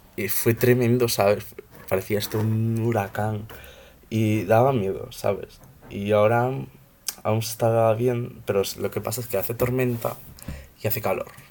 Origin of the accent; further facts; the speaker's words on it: Ourense, Galicia, Spain; soy de Urense, tengo 14 años